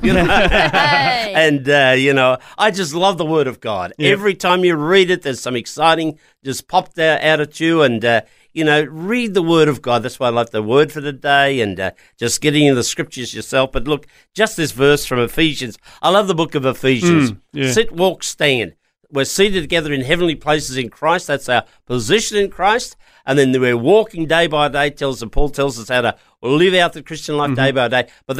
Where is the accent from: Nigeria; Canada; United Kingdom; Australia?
Australia; Lithgow, New South Wales; Actually, I came from the Blue Mountains years ago.